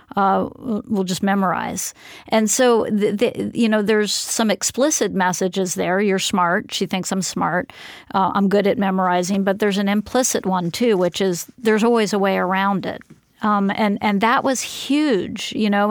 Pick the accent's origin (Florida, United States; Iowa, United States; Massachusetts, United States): Florida, United States; also born or lived in Philadelphia; I came from Philadelphia to Florida